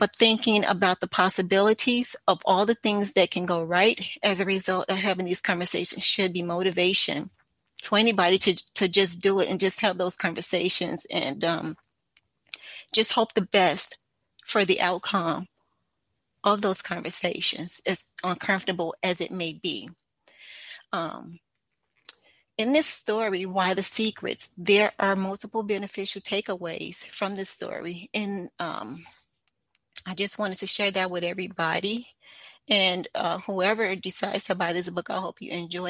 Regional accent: Chicago, Illinois, United States; moved away as an adult; also born or lived in Maryland; I was born and raised in Chicago, Illinois, and in the mid-90s, I moved to Maryland for almost a decade prior to moving back to the Chicagoland area

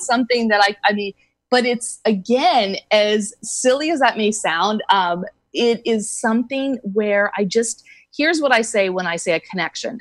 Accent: East Coast, United States; moved away as an adult; also born or lived in Southern California; now in California, United States; I grew up on the East Coast and I've been in California though for probably about 19 years

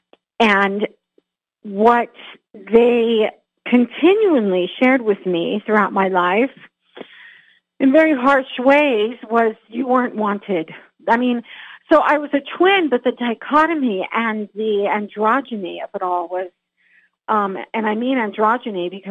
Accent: California, United States; I grew up in California, and I grew up with a very talented, incredibly talented family

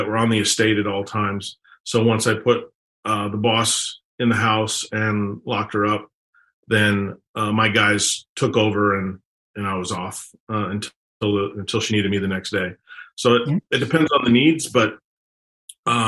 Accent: Fort Worth, Texas, United States; moved away as an adult; I was born and raised in Fort Worth

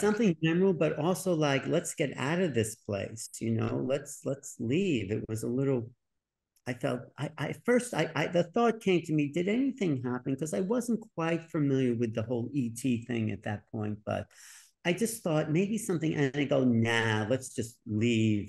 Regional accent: New York, United States; I was from New York

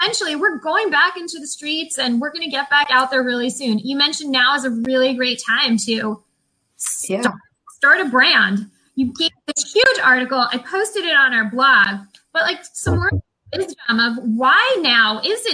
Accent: New York, United States; now in California, United States; I'm originally from New York where the trains did run on time

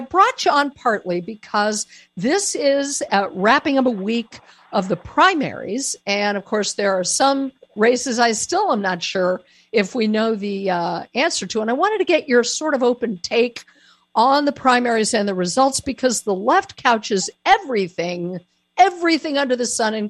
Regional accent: Colorado, United States; moved away; my former home state. It's always going to be my home state, Colorado

